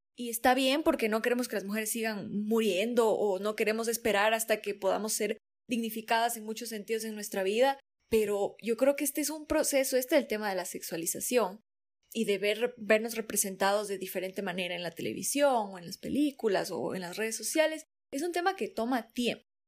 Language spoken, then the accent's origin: Spanish; Ecuadorian coast, Ecuador; yo soy costeña